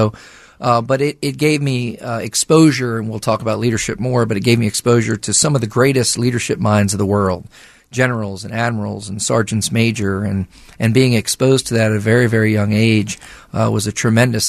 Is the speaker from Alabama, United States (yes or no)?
no; southern New Jersey, United States; moved away as an adult; also born or lived in West Virginia; now in Morgantown, United States; I grew up in southern New Jersey, and I grew up there with my family.